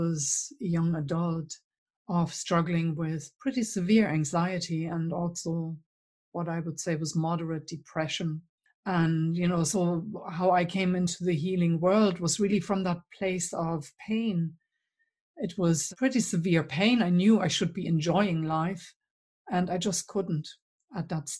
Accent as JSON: {"language": "English", "region": "East Germany", "country": "Germany", "tie": "born or raised there", "accent": "German", "second_language": "English", "moved": "as an adult", "said": "you will have picked up my accent. So I'm German originally. And in fact, I grew up behind the wall."}